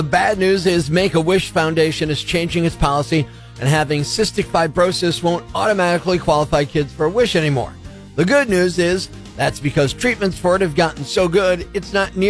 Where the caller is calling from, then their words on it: Scranton, Pennsylvania, United States; I'm calling from Scranton, Pennsylvania at Rock 107.